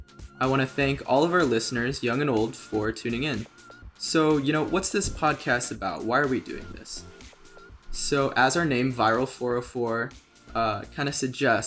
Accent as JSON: {"language": "English", "town": "Novi", "region": "Michigan", "country": "United States", "lives_now": "Ann Arbor, United States", "said": "I'm from Novi, Michigan, which is like 20, 30 minutes away from Ann Arbor."}